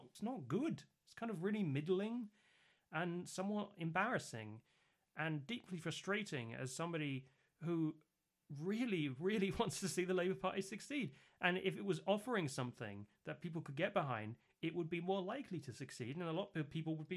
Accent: United Kingdom; I am from the South

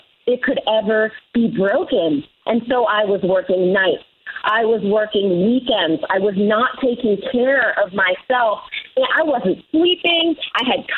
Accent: Washington, District of Columbia, United States; also born or lived in Silicon Valley, California / India; now in Taos, United States; I grew up in Washington, D.C., also known as the Chocolate City

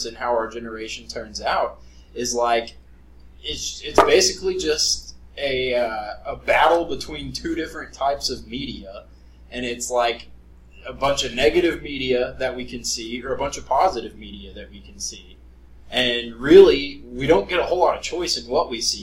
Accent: United States; I am very American and very proud of America.

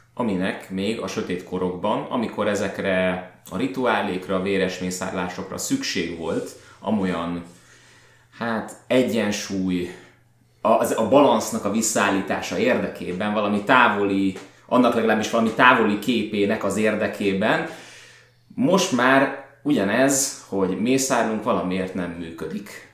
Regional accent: Budapest, Hungary; jól érezzük magunkat, mint pestiek

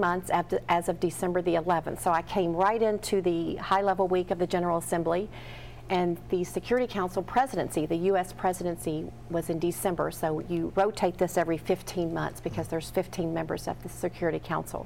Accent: Glasgow, Kentucky, United States; moved away; also born or lived in Lexington, Kentucky; I was born in Lexington, but Glasgow, Kentucky is my home. That's where I was brought up

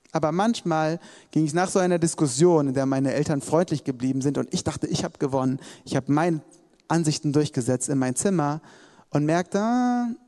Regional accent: Hesse, Germany; ich komme eigentlich aus Hessen und habe hier als Zivildienstleistender mitgearbeitet

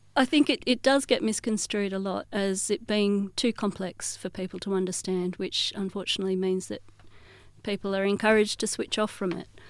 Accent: Perth, Western Australia, Australia; accent: Australian; as someone born and raised in Australia, holding a Palestinian identity

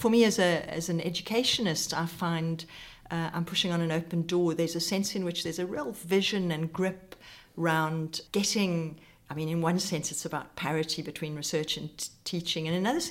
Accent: South Africa; accent: South African; moved away as an adult; also born or lived in United Kingdom; now in Bristol, United Kingdom; you can hear I'm South African, so I grew up in South Africa.

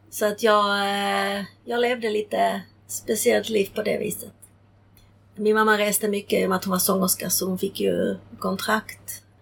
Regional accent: Prague, Czechia; born there; För då föddes jag eh, och var ett halvår när min mamma höll mig i sin famn i Prag och ryssarna rullade in eh, mot tjeckernas vilja. Så jag föddes 1968.

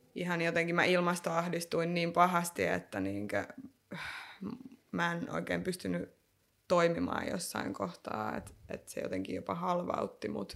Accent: Lahti, Päijät-Häme, Finland; also born or lived in North Karelia; mä oon syntynyt Pohjois-Karjalassa ja sit mä oon kasvanut Lahdessa, anteeksi Lahessa

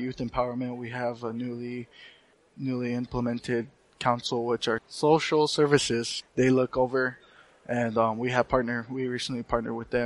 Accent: Cochiti Pueblo, New Mexico, United States; I'm originally from Cochiti Pueblo, which is my tribe, and It's also the city which I live

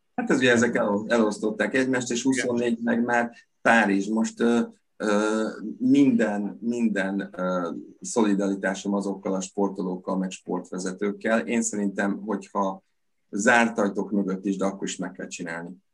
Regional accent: Veszprém, Veszprém County, Hungary; én ott születtem a Veszprémi kórházban

